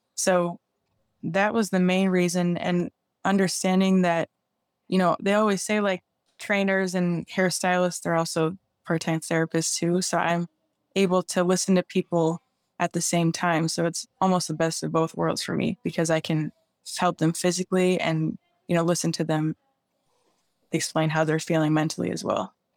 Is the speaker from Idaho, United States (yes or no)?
no; Chicago, Illinois, United States; I'm from Chicago, so that's why it's, you know, I play ice hockey